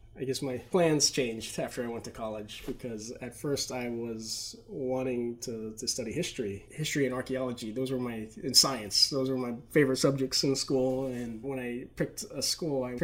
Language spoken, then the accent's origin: English; Okinawa, Japan; moved away as an adult; also born or lived in Waco, Texas; I loved growing up in Japan, and I was there until I turned 18, and I went to go to school in Baylor University